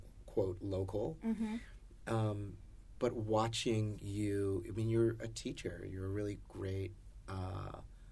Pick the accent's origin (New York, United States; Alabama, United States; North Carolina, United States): North Carolina, United States; moved away; I'm from North Carolina originally.